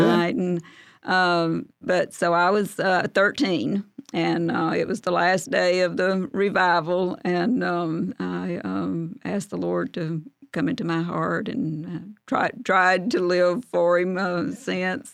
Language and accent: English; Arab, Alabama, United States; I'm from Arab